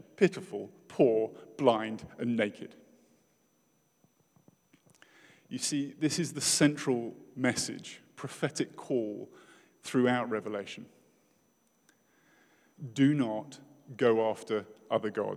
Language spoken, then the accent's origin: English; United Kingdom; as a British person